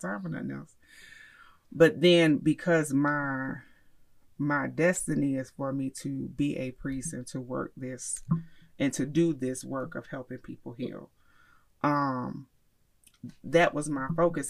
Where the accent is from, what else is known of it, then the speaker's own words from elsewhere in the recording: Miami, Florida, United States; now in Charlotte, United States; I I grew up in Miami